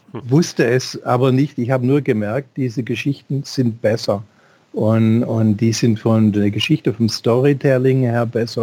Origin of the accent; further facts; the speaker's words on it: Swabia, Baden-Württemberg, Germany; in dem kleinen schwäbischen Kaff, wo ich aufgewachsen bin